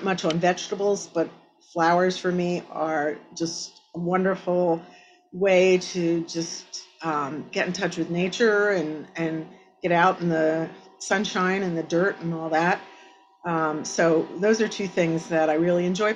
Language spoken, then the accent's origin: English; Exeter Township, Pennsylvania, United States; I grew up in Exeter Township, and I actually grew up on 40 acres of land